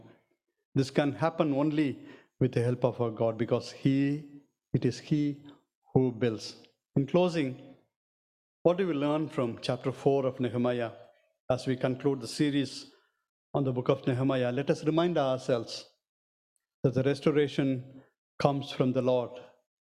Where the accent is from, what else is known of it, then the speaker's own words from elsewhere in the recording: South India, India; I'm from South India